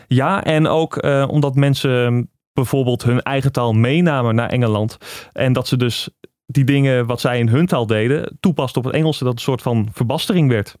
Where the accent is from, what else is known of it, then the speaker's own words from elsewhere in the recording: Netherlands; wij als Nederlanders